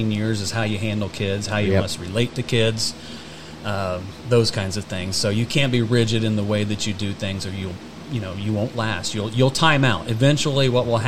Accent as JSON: {"language": "English", "town": "Converse", "region": "Indiana", "country": "United States", "tie": "born or raised there", "said": "Born and raised in Converse, Indiana."}